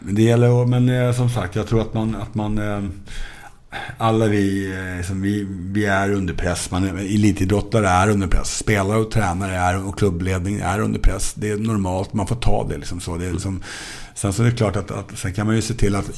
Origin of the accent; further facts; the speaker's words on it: Stockholm, Stockholm County, Sweden; jag växte upp i Stockholmsförorterna